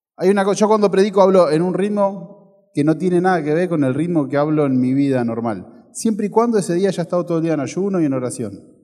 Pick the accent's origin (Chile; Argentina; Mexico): Argentina; Ferré, Buenos Aires; Cuando tenía 6, 7 años, mi mamá trabajaba de secretaria en la iglesia del pueblo donde yo nací, de Ferré